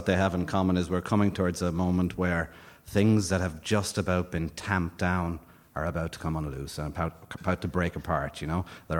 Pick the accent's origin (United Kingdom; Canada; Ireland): Ireland; when you're coming through as an Irish writer, when you start in your 20s, you look around, and it's a small, wet, tormented rock on the edge of the Atlantic.